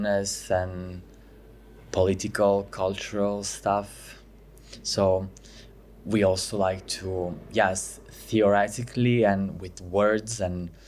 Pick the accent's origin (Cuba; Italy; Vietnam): Italy; Pescara, Abruzzo; English is a second language; moved away as an adult; now in Milan, Italy; I'm from Pescara, Abruzzo, but I moved in Milan 2 years ago